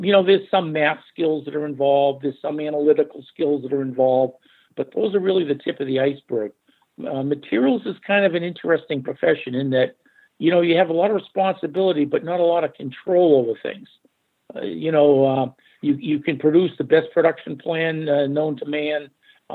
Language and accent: English; Arlington, Massachusetts, United States; also born or lived in Norwood; I actually was born and raised in Arlington and relocated to Norwood when I was about 13